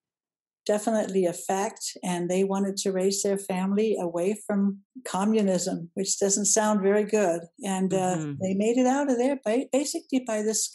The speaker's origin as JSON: {"language": "English", "country": "Denmark", "tie": "born or raised there", "also_born_or_lived": "Downey, California", "moved": "as an adult", "lives_now": "United States", "said": "I grew up in Denmark and came to the United States when I was 19."}